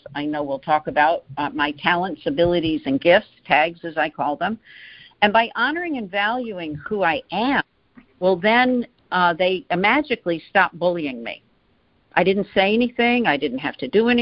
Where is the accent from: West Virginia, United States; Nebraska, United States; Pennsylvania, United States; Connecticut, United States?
Connecticut, United States; Greenwich; I grew up in Greenwich, Connecticut, and I have two brothers and a sister